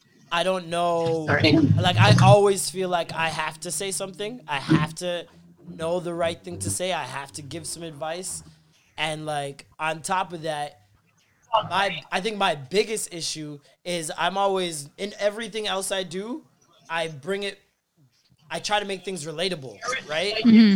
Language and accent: English; Midwest, United States; Fuck St. Louis, nigga. I'm from the Midwest.